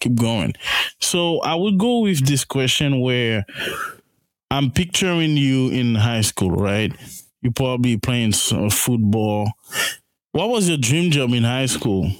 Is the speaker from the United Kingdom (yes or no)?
no; Haiti; I'm Haitian too